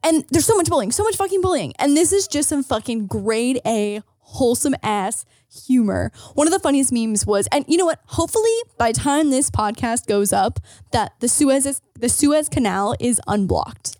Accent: hometown near Toronto, Ontario, Canada; I lived in Toronto or commuting anytime from, like, my hometown to Toronto

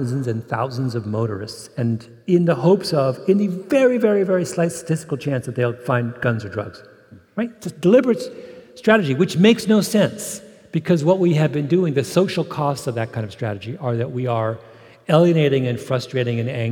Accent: Canada; I'm Canadian

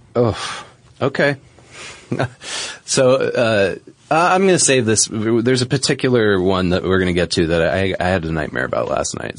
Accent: New England, United States; moved away; where I grew up in New England

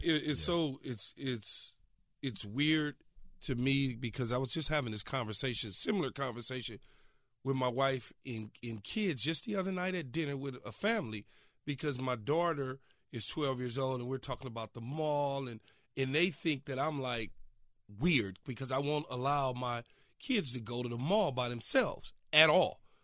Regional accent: Los Angeles, California, United States; growing up as a kid, growing up in South Central Los Angeles

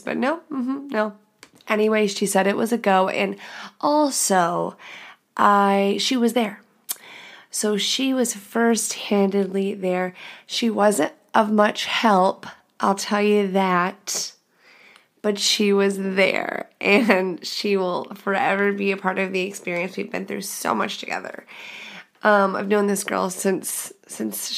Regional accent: The Woodlands, Texas, United States; I am from the Woodlands, Texas. If you know anything about that, it's a goddamn bubble

